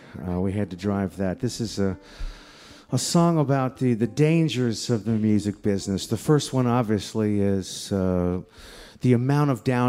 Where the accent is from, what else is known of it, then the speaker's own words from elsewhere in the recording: State College, Pennsylvania, United States; The Keels came from Port Chester, New York, and I came from State College, Pennsylvania.